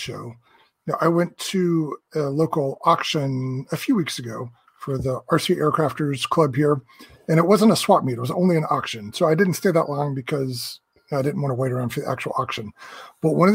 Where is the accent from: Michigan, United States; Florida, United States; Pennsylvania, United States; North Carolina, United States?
Florida, United States; moved away as an adult; also born or lived in Houston, Texas; now in Buffalo, United States; I grew up in Florida